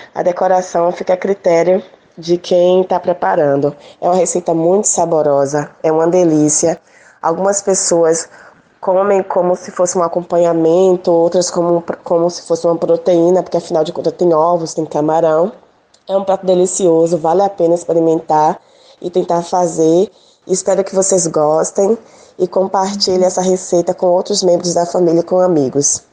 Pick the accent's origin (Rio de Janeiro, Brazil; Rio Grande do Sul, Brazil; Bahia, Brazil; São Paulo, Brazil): Bahia, Brazil; Salvador; now in Camaçari, Brazil; Eu sou de Salvador, moro atualmente na região metropolitana, em Camaçari